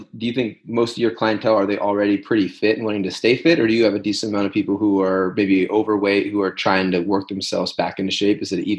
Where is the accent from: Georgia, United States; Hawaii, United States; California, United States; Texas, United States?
California, United States; Northern; we're both from California, you know, Northern California area.